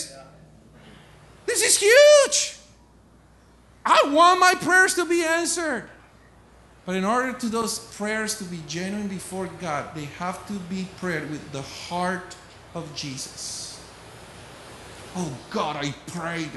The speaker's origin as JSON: {"language": "English", "country": "Colombia", "tie": "born or raised there", "moved": "as an adult", "said": "I was born and raised in Colombia, South America."}